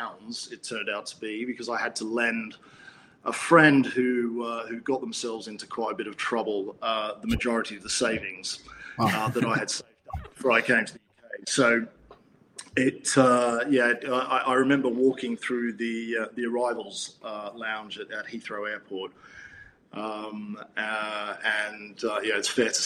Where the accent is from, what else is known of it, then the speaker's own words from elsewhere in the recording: Canberra, Australian Capital Territory, Australia; moved away as an adult; now in United Kingdom; I'm actually a native Aussie. So I was born in Canberra and was educated in Canberra